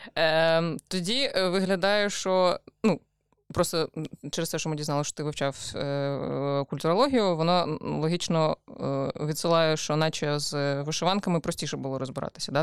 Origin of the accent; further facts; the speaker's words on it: Odesa, Odesa Oblast, Ukraine; я виросла в Одесі.